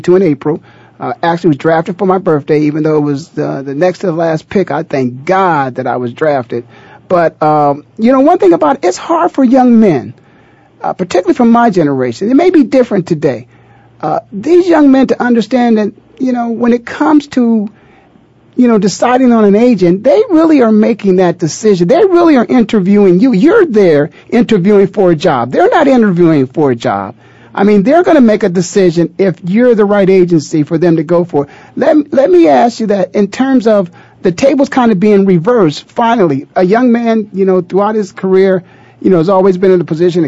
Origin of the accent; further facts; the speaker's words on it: Canton, Ohio, United States; like myself, is born and raised in the Hall of Fame city, Canton, Ohio